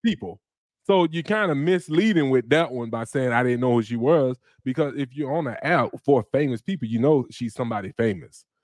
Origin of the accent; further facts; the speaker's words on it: Florida, United States; I'm from Florida